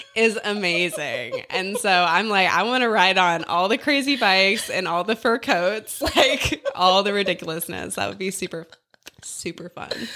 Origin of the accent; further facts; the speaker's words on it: South Dakota, United States; moved away as an adult; now in Canton, Georgia, United States; I grew up in South Dakota